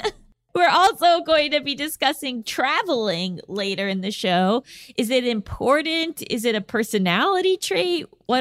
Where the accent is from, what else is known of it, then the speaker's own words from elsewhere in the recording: Virginia, United States; Hey, Gabby and Allison. … from Virginia.